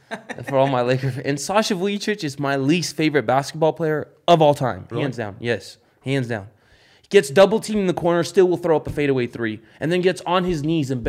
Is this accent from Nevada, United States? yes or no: yes; Las Vegas, Nevada, United States; I grew up in Summerlin. I grew up in Summerlin.